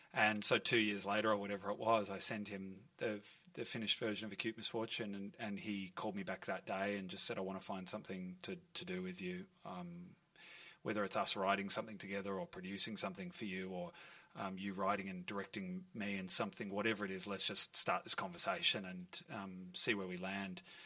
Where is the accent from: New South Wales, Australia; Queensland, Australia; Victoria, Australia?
Victoria, Australia; Melbourne; I grew up in Fitzroy North. My whole family lives in this area